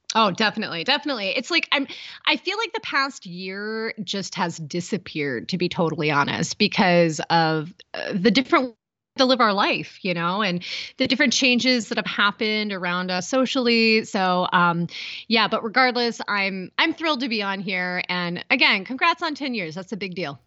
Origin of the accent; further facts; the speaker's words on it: Appalachian Ohio, United States; moved away as an adult; also born or lived in Boston; I was born in Ohio, so I'm originally from Appalachia, Ohio, in a really small town. I grew up hiking and in the woods